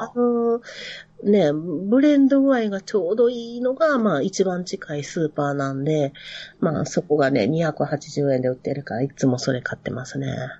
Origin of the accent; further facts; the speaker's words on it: Nara, Japan; accent: Kansai dialect; 私あの、奈良 出身なんですけど